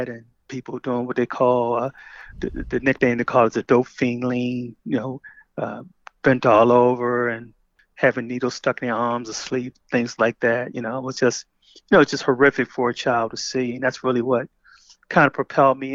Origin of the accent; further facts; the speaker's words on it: Baltimore, Maryland, United States; I grew up in Baltimore, you know, where I lived on Park Heights Avenue